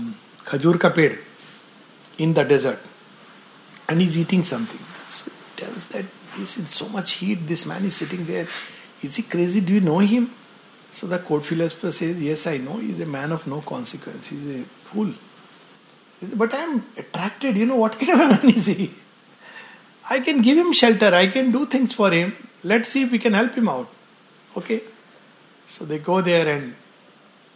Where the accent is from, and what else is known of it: India